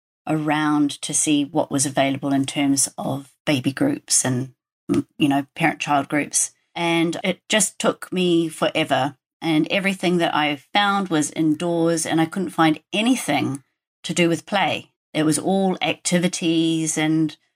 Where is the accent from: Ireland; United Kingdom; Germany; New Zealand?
New Zealand; moved away; I grew up in New Zealand and I was a nature kid